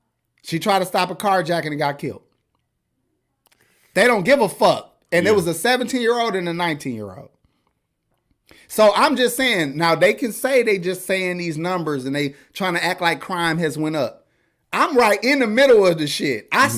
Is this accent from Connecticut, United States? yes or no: yes; New Haven, Connecticut, United States; Yes, I'm from Connecticut. He said, gun waving New Haven.